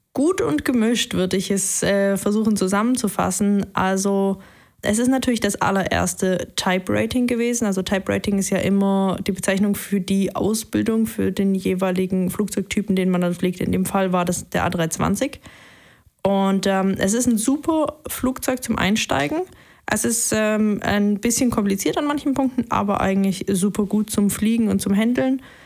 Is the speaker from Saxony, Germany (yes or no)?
yes; Leipzig, Saxony, Germany; moved away as an adult; now in Tübingen, Germany; ich bin in Leipzig aufgewachsen, bin dann nach Tübingen hierher zurückgekommen